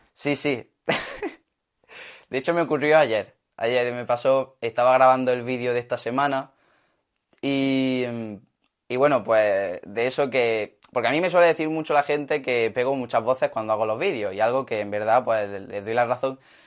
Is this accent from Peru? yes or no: no; Granada, Andalusia, Spain; ser de aquí de Granada